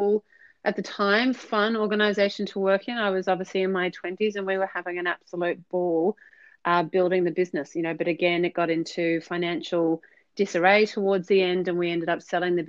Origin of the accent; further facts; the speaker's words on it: Australia; moved away as an adult; now in Marlborough, New Zealand; So by default, I am an Aussie. We moved to New Zealand last January